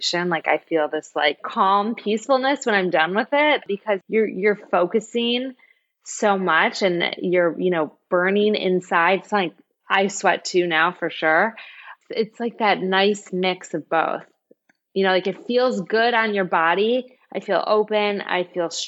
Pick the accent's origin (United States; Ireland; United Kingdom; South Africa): United States; Michigan; moved away; And I'm from Michigan.